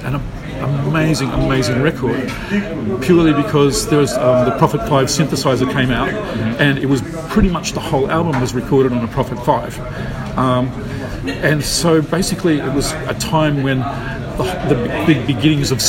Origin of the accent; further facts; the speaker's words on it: Queensland, Australia; This was in Australia, so I grew up in Australia, in a little country town inland from Brisbane